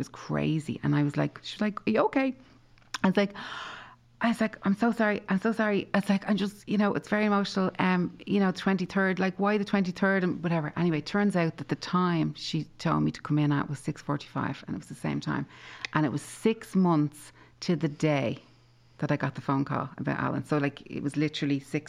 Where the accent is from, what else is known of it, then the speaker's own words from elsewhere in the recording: Tallaght, Leinster, Ireland; 23 Aldwick Close was where I was born and brought up in Talla